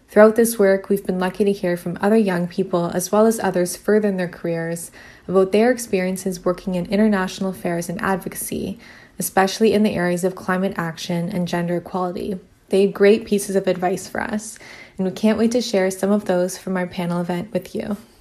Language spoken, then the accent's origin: English; Ottawa, Ontario, Canada; also born or lived in Kingston; previously did my undergrad in Ottawa, which is my hometown